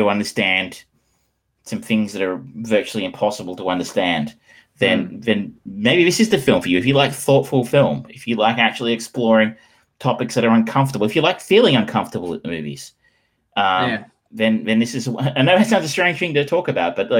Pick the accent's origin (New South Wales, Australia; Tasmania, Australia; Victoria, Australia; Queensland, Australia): Victoria, Australia; Geelong; I grew up in Geelong.